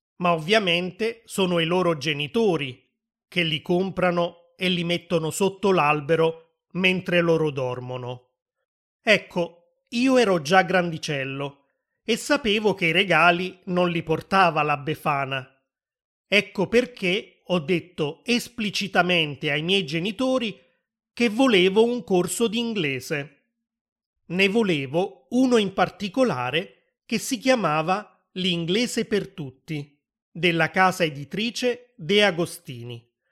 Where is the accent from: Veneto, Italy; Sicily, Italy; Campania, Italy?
Campania, Italy; Naples; sono nato a Napoli, nel sud dell'Italia